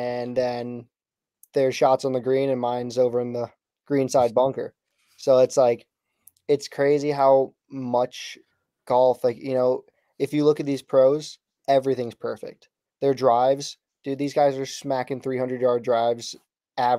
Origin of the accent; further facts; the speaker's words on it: New England, United States; I'm from New England